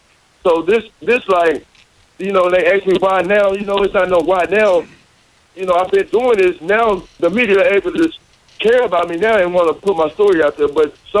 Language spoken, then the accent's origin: English; Arkansas, United States; growing up in Arkansas, I've been through a lot.